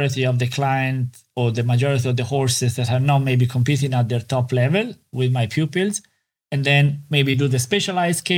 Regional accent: Italy; moved away as an adult; now in Ireland; growing up in Italy

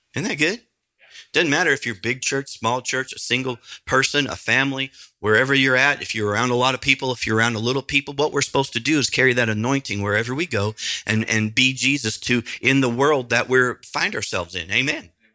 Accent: Nebraska, United States; I grew up in Nebraska

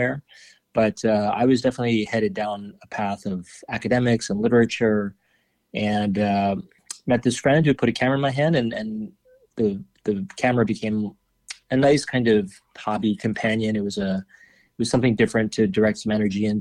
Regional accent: New York City, New York, United States; also born or lived in Paris; I was born in Manhattan on the Upper East Side, but grew up mainly on the Upper West Side.

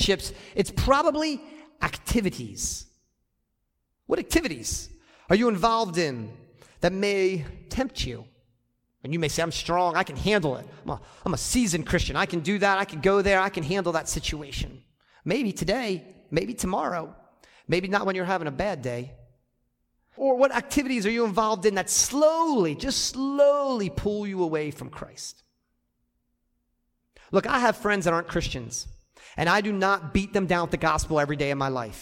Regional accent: United States; I'm American

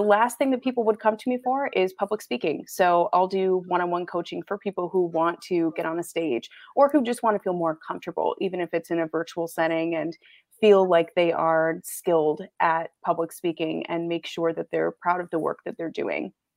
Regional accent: Michigan, United States; moved away as an adult; also born or lived in Canada / Grand Rapids, Michigan; I'm born and raised Michigan. I live in Grand Rapids, Michigan currently

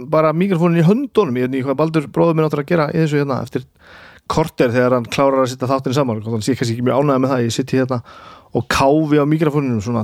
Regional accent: Húsavík, Northeastern Region, Iceland; ég er frá Húsavík og ég á vini sem að leika þarna í myndinu

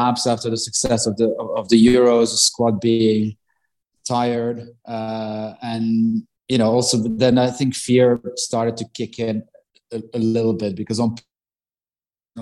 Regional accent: Belgium; also born or lived in Italy; now in United Kingdom; I grew up in Belgium, which is maybe a little bit of a hybrid between Italy and the UK.

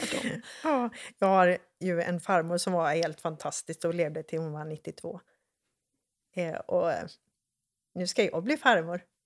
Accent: Borås, Västra Götaland, Sweden; jag är uppväxt i Borås

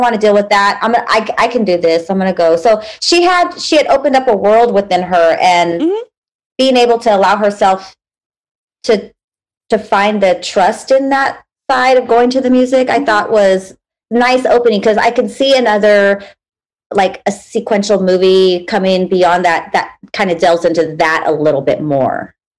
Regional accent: United States; I'm American. I'm American

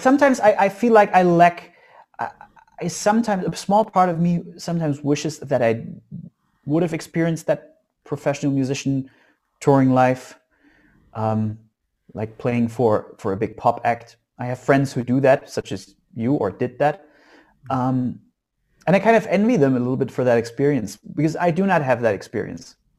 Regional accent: Saxony, Germany; So I was born in East Germany behind the wall, and I still live in in Saxony in East Germany these days.

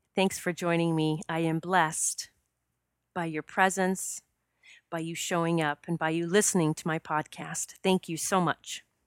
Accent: South Dakota, United States; I grew up in South Dakota

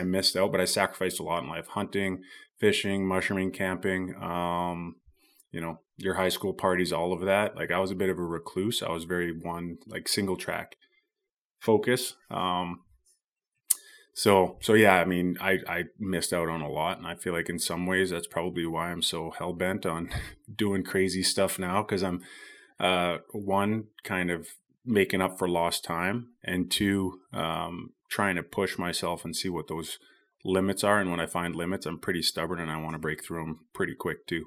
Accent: Squamish, British Columbia, Canada; I grew up here in Bracondale or Squamish, B C

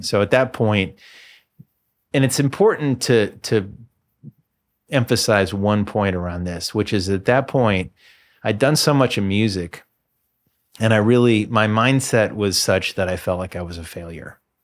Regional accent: Bloomington, Indiana, United States; moved away as an adult; also born or lived in Boston / Birmingham; Moved back to my hometown, moved back to Bloomington

